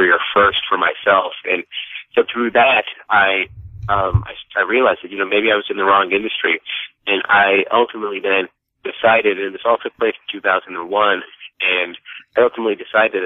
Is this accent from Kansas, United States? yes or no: no; Dallas, Texas, United States; moved away as an adult; also born or lived in North Carolina / New York City; I was born and raised in Dallas, Texas